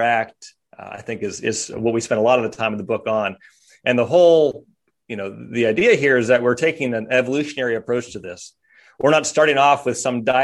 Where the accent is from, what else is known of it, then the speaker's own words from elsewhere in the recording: Kersey, Pennsylvania, United States; moved away; also born or lived in St. Marys, Pennsylvania; I grew up in Kersey